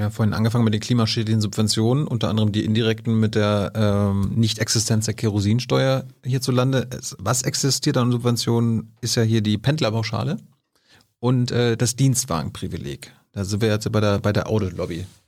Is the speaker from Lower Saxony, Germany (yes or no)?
no; Mecklenburg-Vorpommern, Germany; ich komme ja aus MacPom